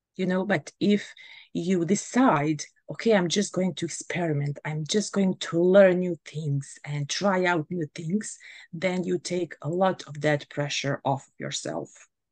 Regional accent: Bosnia & Herzegovina; now in Germany; I come from Bosnia and Herzegovina, but I currently live in Germany

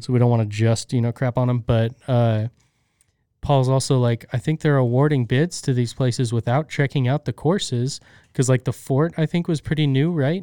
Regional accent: United States; We're American

